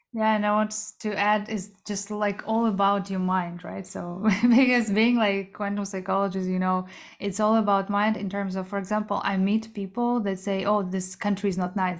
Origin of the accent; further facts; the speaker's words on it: Kazakhstan; moved away; also born or lived in South Korea; I was born in Central Asia in Kazakhstan, but I'm Korean.